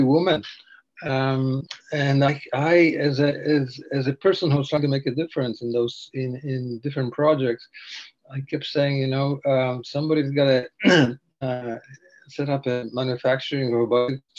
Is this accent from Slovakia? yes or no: yes; eastern Slovakia, Slovakia; now in Canada; I grew up in Eastern Slovakia in a small village